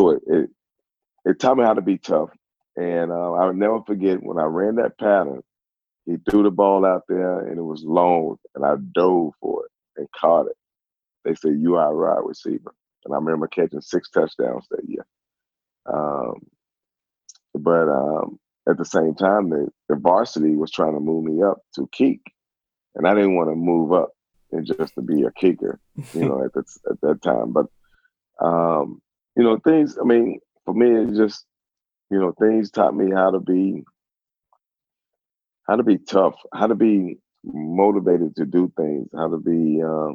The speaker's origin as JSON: {"language": "English", "town": "Gastonia", "region": "North Carolina", "country": "United States", "tie": "born or raised there", "said": "I'm from Gastonia, North Carolina"}